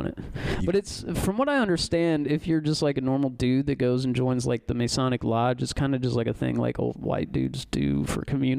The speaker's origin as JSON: {"language": "English", "town": "O'Fallon", "region": "Illinois", "country": "United States", "tie": "born or raised there", "also_born_or_lived": "Champaign, Illinois", "said": "I went to school at O'Fallon Township High School."}